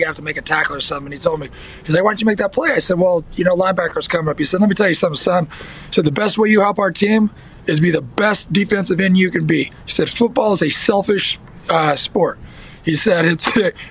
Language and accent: English; Northern California, United States; also born or lived in Texas; I was born in Texas, but I grew up in like Northern California